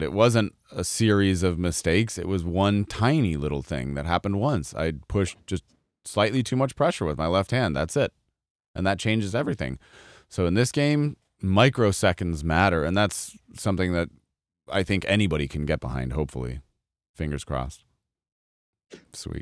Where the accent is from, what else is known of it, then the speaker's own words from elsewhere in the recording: Colorado, United States; I grew up in Colorado